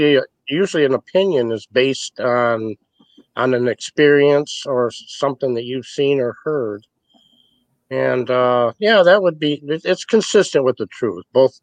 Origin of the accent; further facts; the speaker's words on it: Muskegon, Michigan, United States; also born or lived in Detroit, Michigan; I hail and I live in Michigan. I was born in Detroit, raised in Muskegon. I live north of Muskegon now